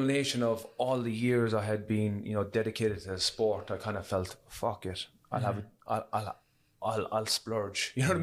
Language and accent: English; Cork, Munster, Ireland; growing up in Cork